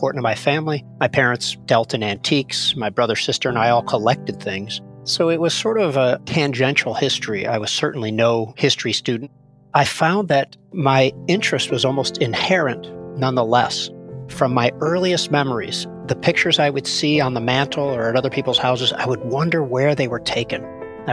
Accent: Skokie, Illinois, United States; also born or lived in Evanston, Illinois; I'm a Chicagoan, so I grew up in the Chicago suburbs, first Evanston, then Skokie

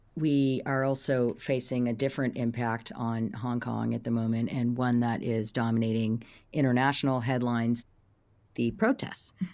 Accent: Silicon Valley, California, United States; I come from Silicon Valley

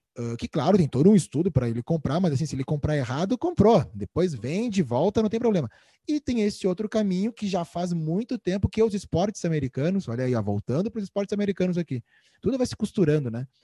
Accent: Brazil; eu sou brasileiro

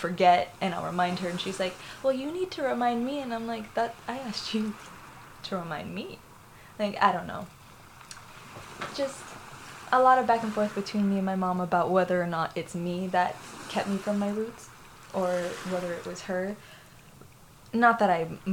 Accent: Florida, United States; I was born here in Florida, but I'm originally from Puerto Rico. My entire family's from Puerto Rico.

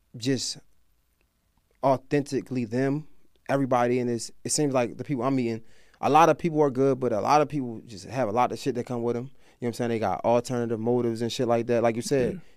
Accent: Baltimore, Maryland, United States; moved away; I'm from Baltimore

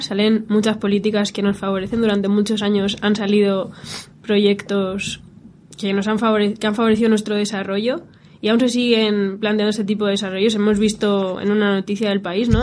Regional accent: Spain; somos españoles y europeos

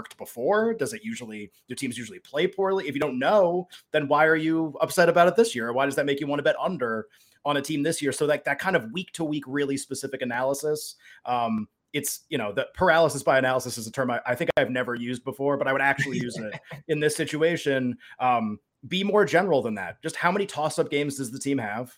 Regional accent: Northeast, United States; I grew up in the Northeast

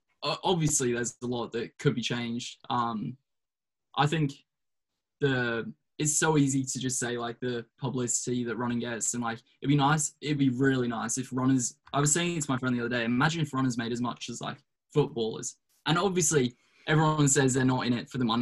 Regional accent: Brisbane, Queensland, Australia; moved away as an adult; now in United States; Brisbane. Yeah. My hometown in Australia.

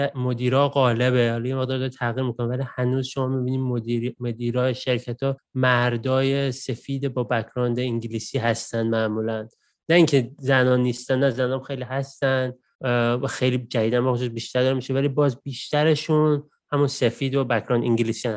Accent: Iran; moved away as an adult; now in Australia

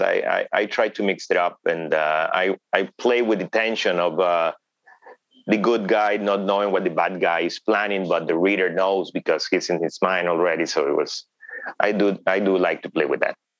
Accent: Honduras; English is a second language; in Honduras, I'm not a minority, but in the United States, mm-hmm. I am.

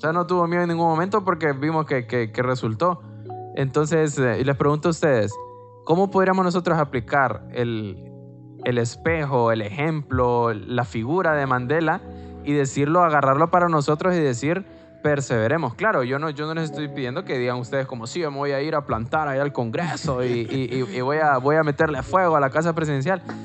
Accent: Honduras; nosotros aquí en Honduras

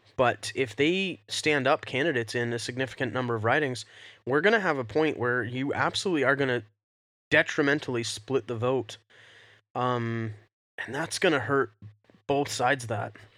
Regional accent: Canada; we're Canadian

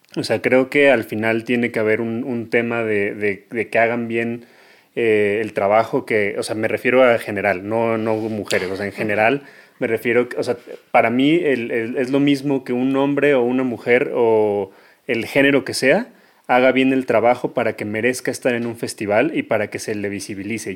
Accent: Mexico; todos crecimos en México

